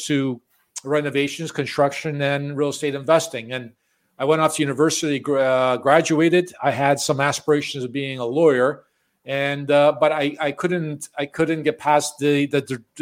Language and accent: English; Chicago, Illinois, United States; moved away as an adult; also born or lived in Florida; now in Toronto, Canada; I was born and raised in Chicago